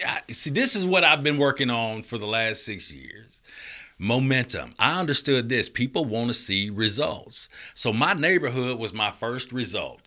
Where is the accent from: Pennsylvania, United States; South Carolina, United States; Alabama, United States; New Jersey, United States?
Alabama, United States; Birmingham; moved away; also born or lived in Florida / Augusta, Georgia / Atlanta; I'm from Birmingham